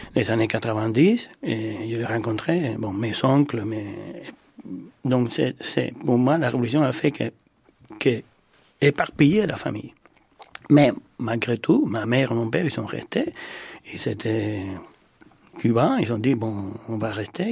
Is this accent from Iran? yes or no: no; Cuba; now in France; je suis né à Cuba